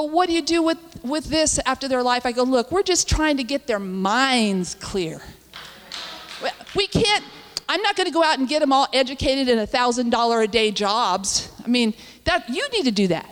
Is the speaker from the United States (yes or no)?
yes; Ojai, California, United States; I'm from Ojai. Anybody know? There's nothing there but two streets and mountains